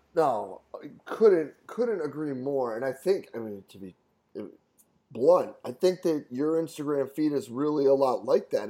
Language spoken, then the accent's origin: English; Rochester, New York, United States; moved away as an adult; also born or lived in Cortland, New York; I grew up in Rochester, did my undergrad at SUNY Cortland